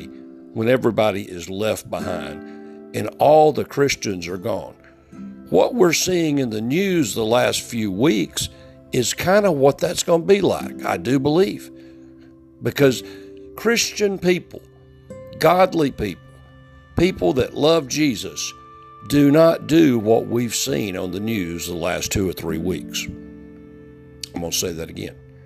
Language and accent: English; United States; as an American